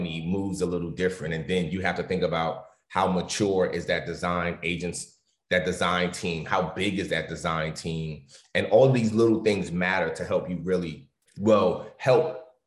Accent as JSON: {"language": "English", "town": "New York City", "region": "New York", "country": "United States", "tie": "born or raised there", "said": "I grew up in New York City, which is one of the culture capitals of the world."}